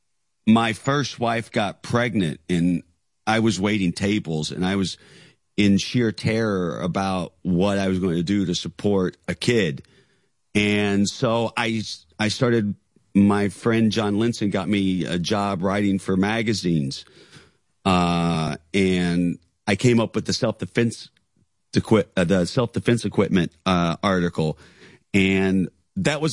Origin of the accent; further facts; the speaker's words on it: Knoxville, Tennessee, United States; South Knoxville, Tennessee